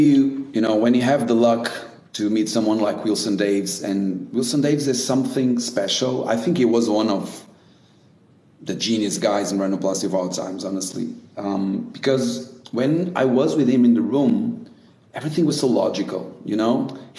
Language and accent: English; Brazil; So I used to do it when I came from Brazil.